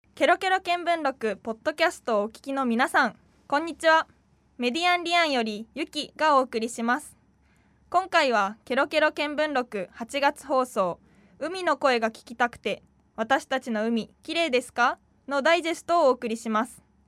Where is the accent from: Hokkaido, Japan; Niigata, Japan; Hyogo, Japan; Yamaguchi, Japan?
Hyogo, Japan; moved away as an adult; also born or lived in Itoshima, Fukuoka; now in Fukuoka, Japan; もともと兵庫県出身で